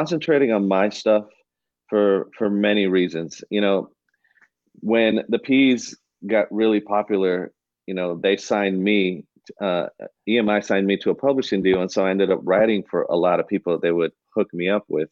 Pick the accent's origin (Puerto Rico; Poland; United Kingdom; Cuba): Cuba; I'm Cuban